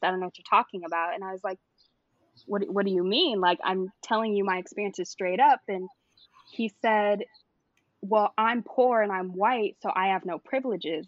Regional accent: Santa Clarita, California, United States; also born or lived in Studio City, California; I was born in Studio City, San Fernando Valley, all the way, but the majority of my uh-huh. life, I grew up in um, Santa Clarita

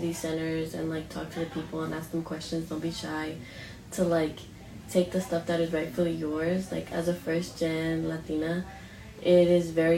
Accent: Oakland, California, United States; I grew up, born and raised in Oakland

